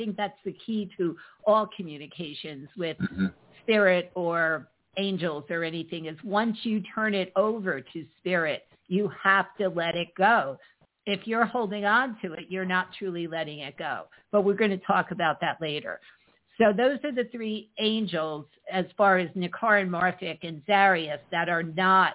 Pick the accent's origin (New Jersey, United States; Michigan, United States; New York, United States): New Jersey, United States; Neptune; I was born in Neptune.